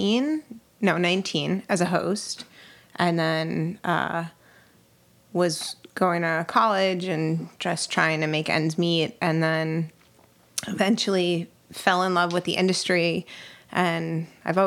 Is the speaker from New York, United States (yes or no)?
yes; Westchester, New York, United States; I grew up in Westchester, New York